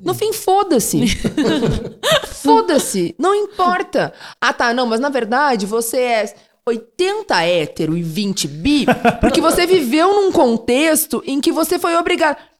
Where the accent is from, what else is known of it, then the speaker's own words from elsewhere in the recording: Panambi, Rio Grande do Sul, Brazil; also born or lived in Rio de Janeiro; now in São Paulo, Brazil; Eu nasci em Rio Grande, que é extremo sul do Rio Grande do Sul, mas fui criado em Panambi, que é a noroeste, uma cidade de colonização alemã.